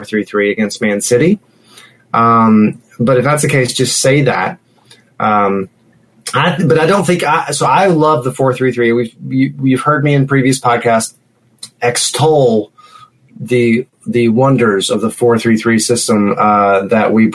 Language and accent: English; United States; as an American